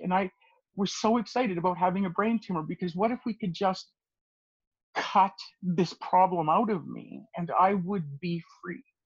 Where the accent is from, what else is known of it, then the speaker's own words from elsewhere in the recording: Edmonton, Alberta, Canada; I grew up in the Edmonton area in Alberta